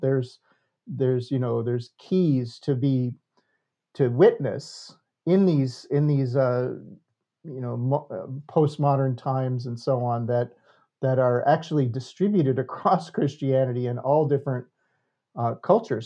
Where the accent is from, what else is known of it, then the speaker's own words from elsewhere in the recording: United States; I was the only American